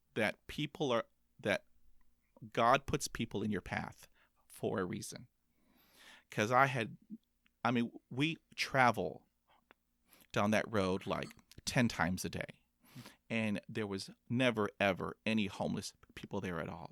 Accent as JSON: {"language": "English", "town": "Corpus Christi", "region": "Texas", "country": "United States", "tie": "born or raised there", "said": "I was b, b, b, b, born in, um, Corpus Christi, Texas"}